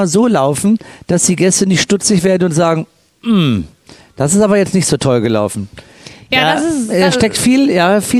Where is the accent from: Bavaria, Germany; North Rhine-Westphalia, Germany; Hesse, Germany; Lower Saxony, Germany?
North Rhine-Westphalia, Germany; Cologne; ihr könnt euch vorstellen, dass ich als Kölner mir es nicht entgehen lasse, bei der Eröffnungsveranstaltung einen kleinen Schwenk zu machen in Richtung Kölle